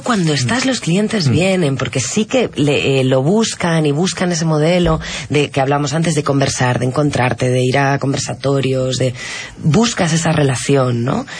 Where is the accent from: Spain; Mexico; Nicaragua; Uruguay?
Spain; now in Lima, Peru